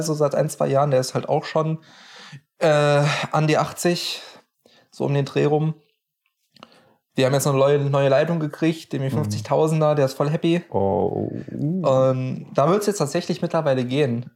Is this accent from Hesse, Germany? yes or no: yes; near the Knüll, Hesse, Germany; wo ich aufgewachsen bin, da gibt es so, so ein möchte gern Berg, nenne ich es mal, den mhm. Knüll oder das Knüllköpfchen